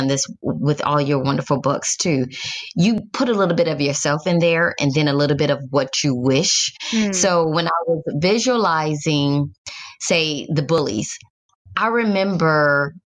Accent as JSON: {"language": "English", "town": "Detroit", "region": "Michigan", "country": "United States", "moved": "yes", "said": "I'm from Detroit originally"}